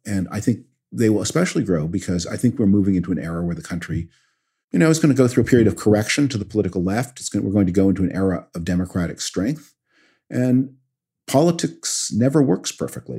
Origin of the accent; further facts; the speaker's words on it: Canada; now in United States; I'm from Canada originally